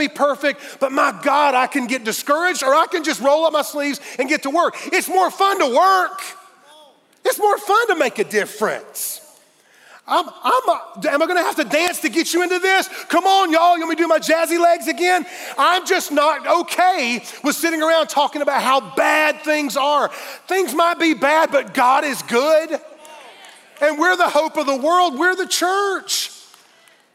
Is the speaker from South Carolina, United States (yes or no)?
yes; Fountain Inn, South Carolina, United States; I grew up in Fountain Inn, South Carolina, F-I till I die.